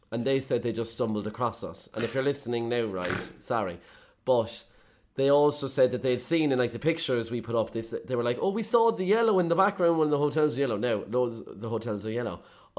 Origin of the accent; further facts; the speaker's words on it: Ireland; as Irish people, I think we're very agreeable